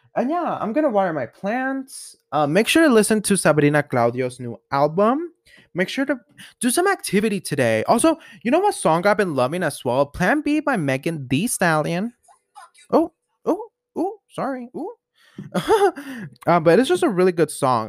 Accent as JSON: {"language": "English", "region": "Colorado", "country": "United States", "tie": "born or raised there", "said": "I love Colorado. I'm loving, like, I love my hometown"}